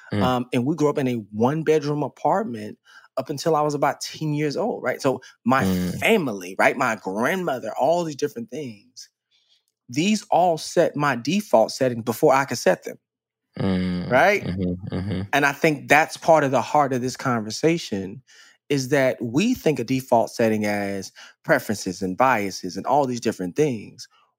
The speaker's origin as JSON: {"language": "English", "town": "Dallas", "region": "Texas", "country": "United States", "tie": "born or raised there", "said": "I grew up in Dallas, Texas."}